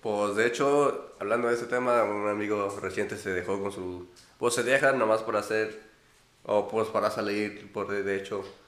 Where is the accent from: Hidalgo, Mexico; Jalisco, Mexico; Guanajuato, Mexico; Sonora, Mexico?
Guanajuato, Mexico; Celaya; now in United States; soy de Guanajuato, Celaya, y pues normalmente voy ahí en un rancho donde vive mi mamá o en la ciudad donde vive mi papá